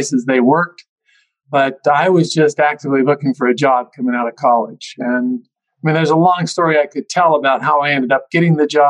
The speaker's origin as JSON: {"language": "English", "region": "Utah", "country": "United States", "tie": "born or raised there", "said": "I grew up in Utah, went to the University of Utah"}